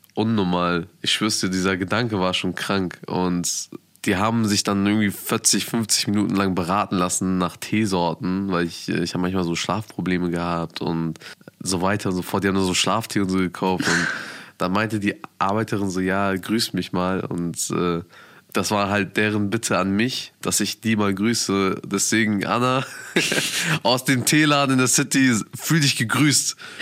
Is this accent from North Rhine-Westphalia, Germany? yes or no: no; Bremen, Germany; Bremen ist meine Heimat. Ich bin hier geboren, ich bin hier groß geworden und ich lebe hier